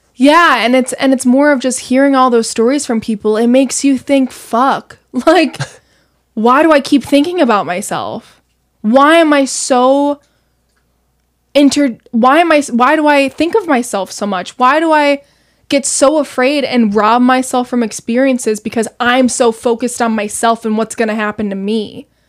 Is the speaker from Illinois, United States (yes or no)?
yes; Naperville, Illinois, United States; I grew up in Naperville